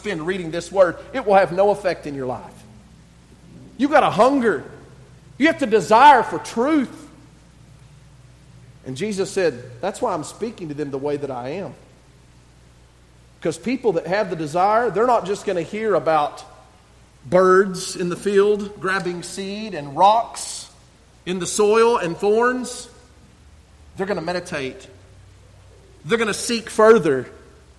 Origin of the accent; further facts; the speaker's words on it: West Texas, United States; I'm from West Texas